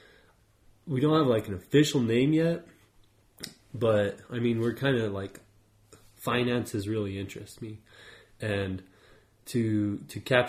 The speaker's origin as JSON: {"language": "English", "town": "Aztec", "region": "New Mexico", "country": "United States", "tie": "born or raised there", "said": "I was born and raised in Aztec, New Mexico as well."}